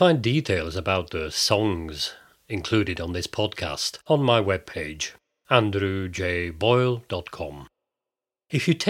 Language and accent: English; Bolton, North West England, United Kingdom; also born or lived in Glasgow, Scotland; now in Norway; much of my childhood was spent in the north of England, in the old cotton mill town of Bolton